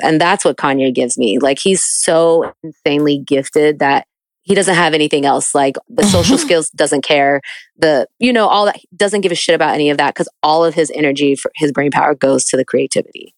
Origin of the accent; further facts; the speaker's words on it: New York, United States; moved away as an adult; now in Atlanta, United States; I'm from New York